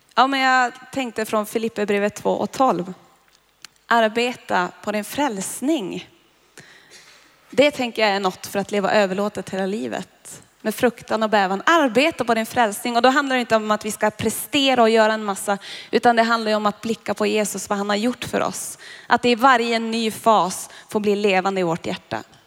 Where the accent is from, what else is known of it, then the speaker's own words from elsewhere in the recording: Boden, Norrbotten County, Sweden; moved away; Jag är ju från Boden